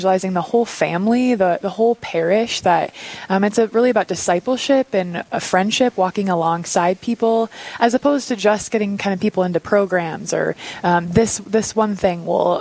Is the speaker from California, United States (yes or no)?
no; Dickinson, North Dakota, United States; moved away as an adult; also born or lived in Dallas, Texas; now in Rapid City, United States; I'm from Dickinson, North Dakota.